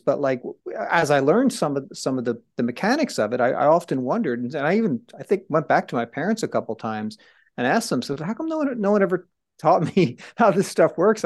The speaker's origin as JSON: {"language": "English", "town": "Trenton", "region": "New Jersey", "country": "United States", "tie": "born or raised there", "said": "where I grew up in Trenton, New Jersey"}